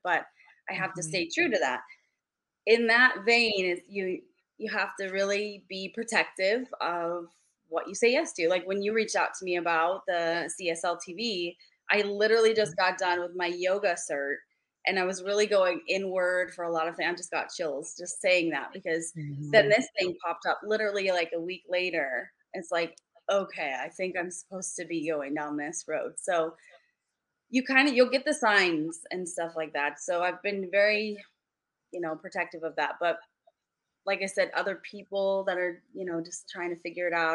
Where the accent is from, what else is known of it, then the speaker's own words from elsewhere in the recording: Chicago, Illinois, United States; also born or lived in California; But I'm from Chicago too. Like I was born in Chicago, raised here.